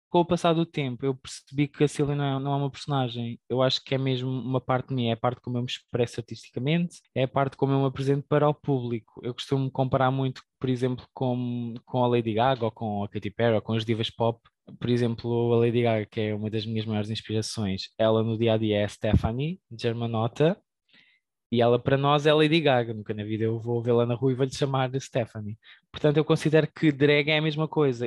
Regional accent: Portugal; Nós somos portugueses

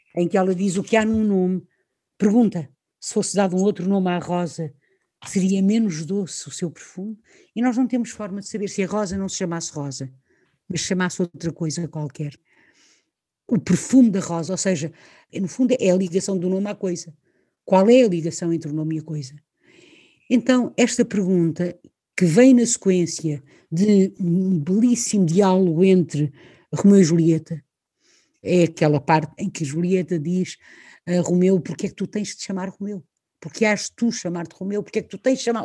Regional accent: Leça da Palmeira, Porto District, Portugal; also born or lived in Lisbon, Portugal / Sintra, Portugal; Eu nasci onde nasci, neste caso em Portugal, em Lisboa, eh, morei em Sintra até aos 9 anos, vim para o norte, para Lessa da Palmeira, com 9 anos de idade.

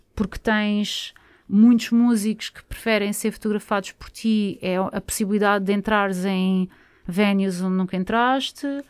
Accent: Barreiro, Setúbal, Portugal; Eu sou do Barreiro

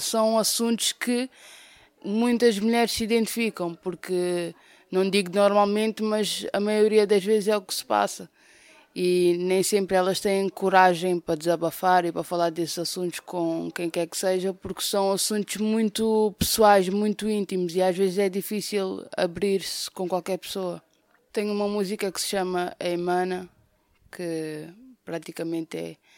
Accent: Amadora, Lisbon, Portugal; sou do bairro da Cova da Moura

